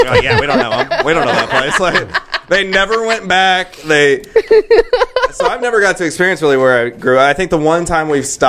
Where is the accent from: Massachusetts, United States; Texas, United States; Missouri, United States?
Texas, United States; also born or lived in Louisiana / Denton; I was born in Louisiana, but I've lived most of my time in Texas.